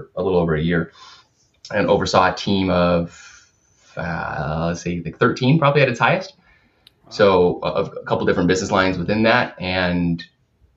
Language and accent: English; West Coast, Portland, Oregon area, United States; I grew up on the West Coast. I went to University of Oregon